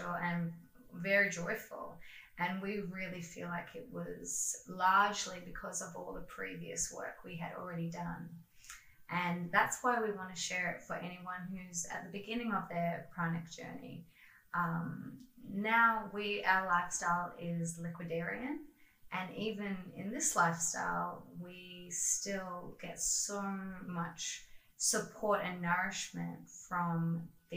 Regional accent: Australia; moved away as an adult; also born or lived in China; we are Qigong teachers from Australia.

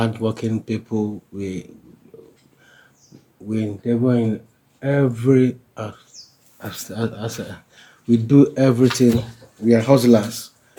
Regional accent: Abia, Nigeria; now in Delta State, Nigeria; I was born in Abia State. I grew up in Abia State. But now I'm living in Delta State.

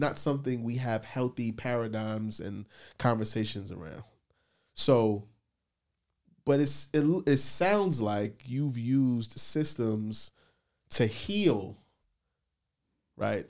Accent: New York City, New York, United States; I grew up in the Bronx

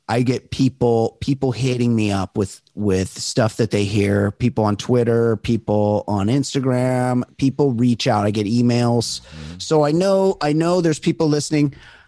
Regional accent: California, United States; If you were growing up in Southern California and that was going on, that shit was on the fucking news every single night.

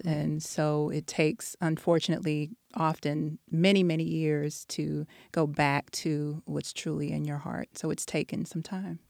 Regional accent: Texas, United States; moved away as an adult; also born or lived in DMV (Washington, D.C. area); now in Washington, D.C. area, United States; I'm from Texas originally. Um, I've been here for about eight years

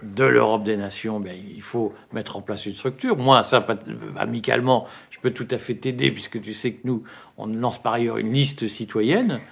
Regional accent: Flanders, Hauts-de-France, France; je ne suis pas des Pyrénées, je suis des Flandres.

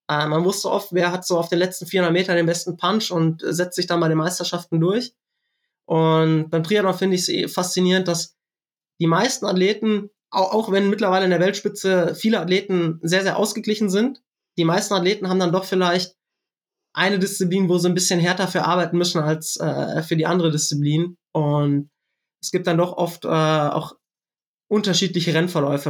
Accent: Siegerland, North Rhine-Westphalia, Germany; ich komme aus dem Siegerland

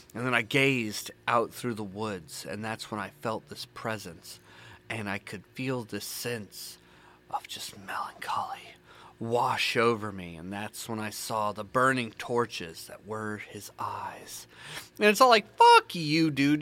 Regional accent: the South, United States; accent: country; Born and raised in the South

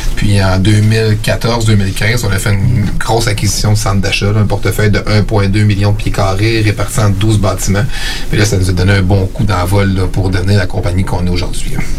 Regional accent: Eastern Townships, Quebec, Canada; moved away as an adult; also born or lived in Sherbrooke / Montreal; now in Quebec City, Canada; moi, je viens euh, des cantons de l'Est.

